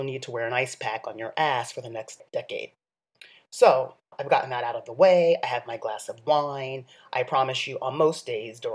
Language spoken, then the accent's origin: English; New York City, New York, United States; I'm a New Yorker